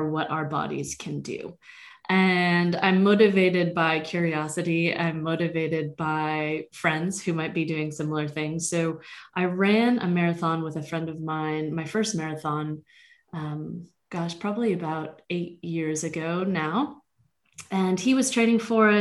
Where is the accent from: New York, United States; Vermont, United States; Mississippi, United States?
Vermont, United States; moved away as an adult; I grew up in Vermont and spent the first 17 years of my life there.